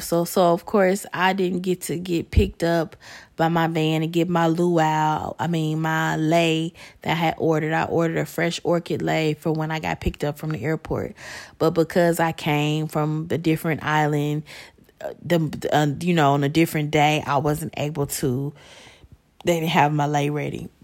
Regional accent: Chicago, Illinois, United States; I'm from Chicago

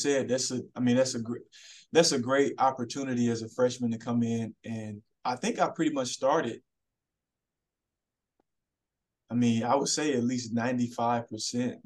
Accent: Huntsville, Alabama, United States; moved away as an adult; Huntsville, Alabama, because that's where I'm from

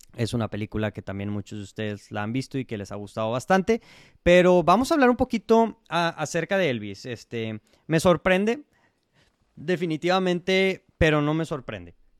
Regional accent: Mexico; como el mexicano que soy

